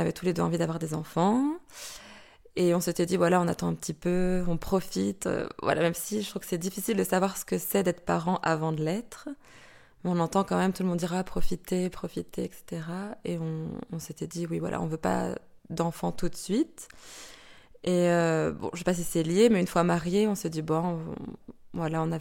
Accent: France; moved away as an adult; now in Belgium; j'ai 31 ans, je suis française et ça va faire une dizaine d'années maintenant que je suis en Belgique.

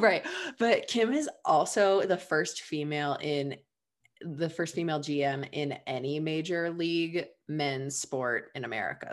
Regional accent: Ohio, United States; I'm from Ohio

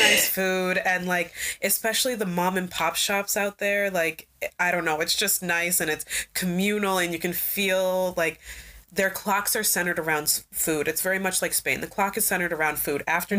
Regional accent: Oak Park, Illinois, United States; also born or lived in Chicago, Illinois; I'm from Oak Park. I was born out south in Chicago.

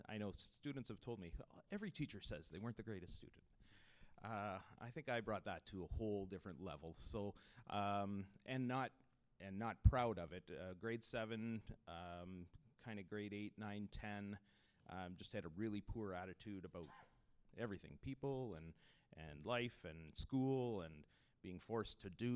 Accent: Kitchener, Ontario, Canada; I grew up in Kitchener-Waterloo area

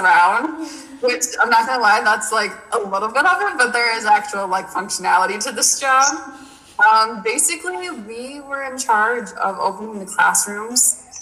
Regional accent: Buffalo, New York, United States; I'm from Buffalo.

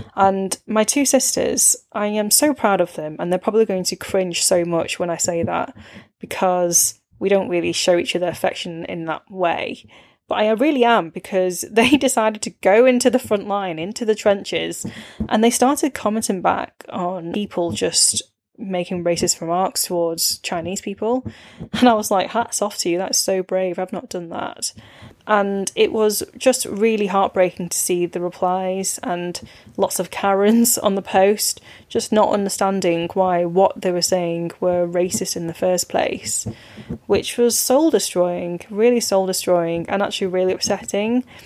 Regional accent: Warrington, North West England, United Kingdom; growing up in Warrington

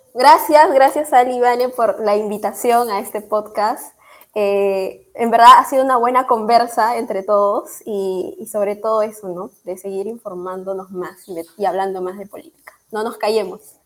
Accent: Peru; Aquí en el Perú

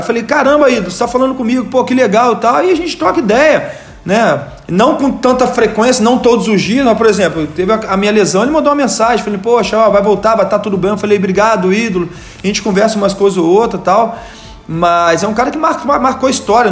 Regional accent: Rio de Janeiro, Brazil; moved away as an adult; also born or lived in Volta Redonda, Brazil / São Gonçalo, Brazil; now in São Paulo, Brazil; Sou de Volta Redonda, nasci lá, mas muito jovem saí de Volta Redonda, né? Saí de Volta Redonda com 8 anos de idade, fui pro Rio de Janeiro. Então eu sou um, um, carioca

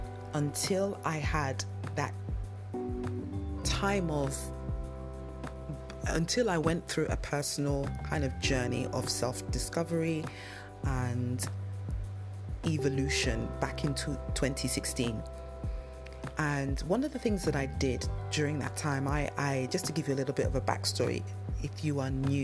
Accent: London, United Kingdom; accent: London; It's a London accent. And I grew up in London

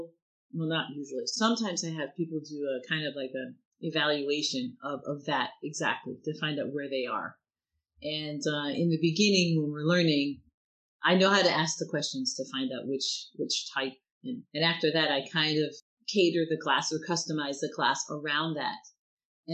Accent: United States; now in France

